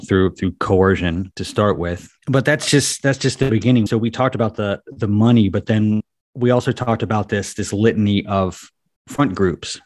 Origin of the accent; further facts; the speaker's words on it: United States; I grew up in America